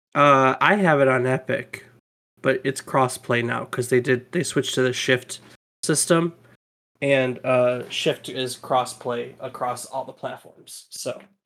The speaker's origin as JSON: {"language": "English", "country": "United States", "said": "we're American"}